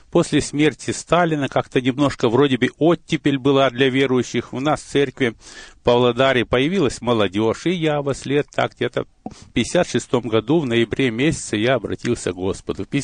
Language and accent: Russian; Chelyabinsk Oblast, Russia; born there; Но я родился в России, в Челябинской области, Миасский район, там были золотые прииски.